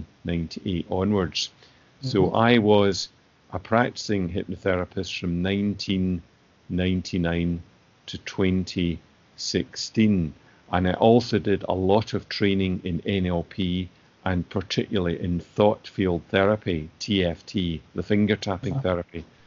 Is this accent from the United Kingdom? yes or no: yes; Greenock, Scotland, United Kingdom; I was born in Greenock in 1956, and my father was a GP.